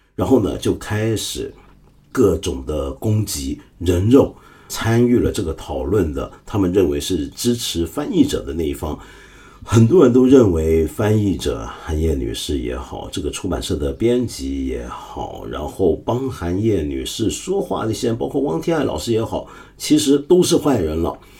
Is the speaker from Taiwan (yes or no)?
no; China; 我们中国人